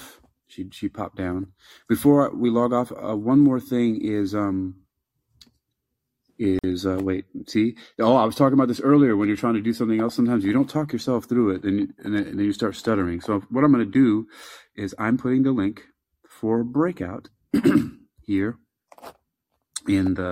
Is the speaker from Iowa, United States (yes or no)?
no; New York, United States; I'm from New York.